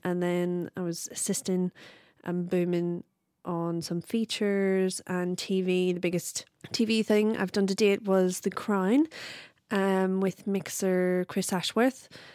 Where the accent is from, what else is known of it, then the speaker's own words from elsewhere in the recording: Belfast, Northern Ireland, United Kingdom; moved away as an adult; also born or lived in Wales; I'm originally from Belfast. I moved over in two thousand six to study film and video in Wales.